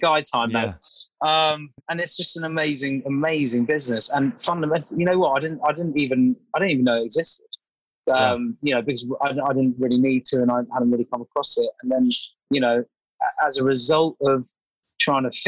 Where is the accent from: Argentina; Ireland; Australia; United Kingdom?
United Kingdom; London; sort of grew up born and bred in London